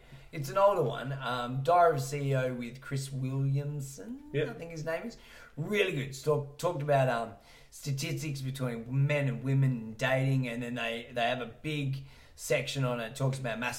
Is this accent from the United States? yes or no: no; Salisbury, South West England, United Kingdom; And finishing off with a fat washing powder because I'm from Salisbury and I can't afford the real shit.